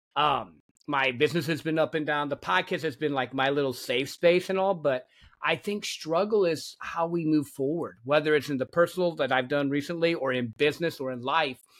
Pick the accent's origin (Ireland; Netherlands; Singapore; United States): United States; Michigan; I grew up in Michigan, a country boy